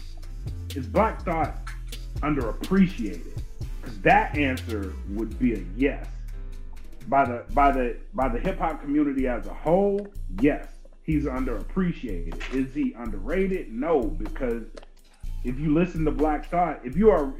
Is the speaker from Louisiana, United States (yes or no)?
yes; Louisiana, United States; me growing up in Louisiana